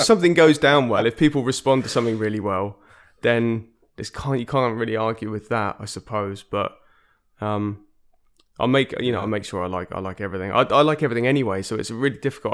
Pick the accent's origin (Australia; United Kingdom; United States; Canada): United Kingdom; Exeter, South West England; moved away; also born or lived in London; I grew up in Devon, uh, in Exeter, which is actually where I am now